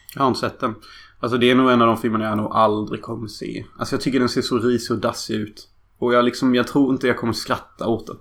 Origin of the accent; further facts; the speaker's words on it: Sweden; Jag skäms faktiskt för att vara svensk